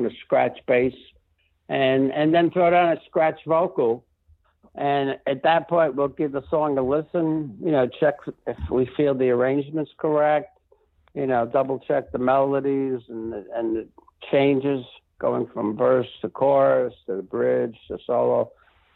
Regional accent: New York City, New York, United States; moved away; also born or lived in Rancho Santa Fe; growing up in the Bronx

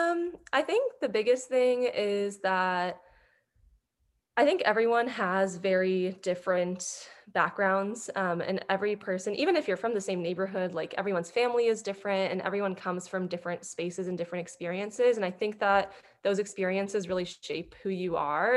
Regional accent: Cupertino, California, United States; moved away as an adult; Growing up in the Silicon Valley, I grew up in this very sheltered space

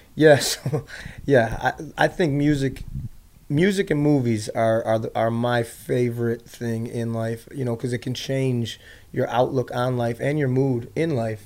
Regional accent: Chicago, Illinois, United States; I was born in uh, on the south side of Chicago, and I grew up um, in a trailer.

